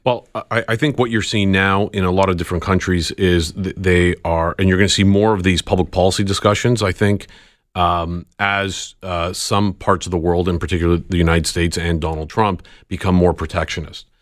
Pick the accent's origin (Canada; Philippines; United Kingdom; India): Canada; as a Canadian traveling to the U K